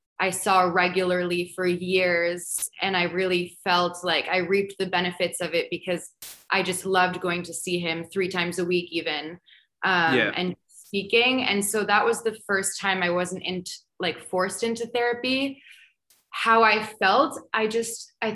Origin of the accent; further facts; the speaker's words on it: New York, United States; moved away as an adult; also born or lived in Paris, France / Portugal; I grew up in America, but I grew up in New York